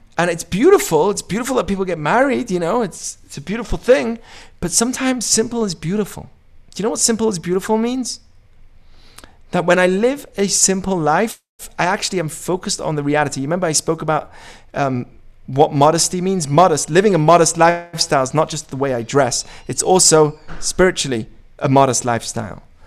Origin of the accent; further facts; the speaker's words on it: United Kingdom; moved away; also born or lived in Israel; I say I'm British